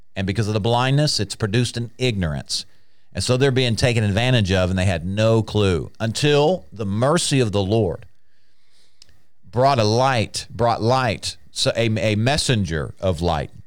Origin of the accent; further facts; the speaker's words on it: United States; I'm an American. And before I was born again, I was an American.